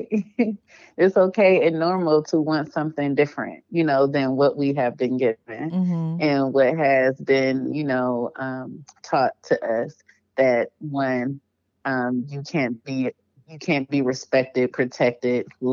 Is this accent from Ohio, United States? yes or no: yes; Cleveland, Ohio, United States; moved away as an adult; now in Atlanta, United States; Originally, I'm from Cleveland, Ohio